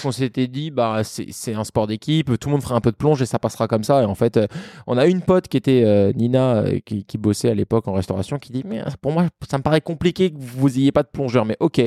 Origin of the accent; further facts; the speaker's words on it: France; also born or lived in Vancouver / Melbourne / New York; on est français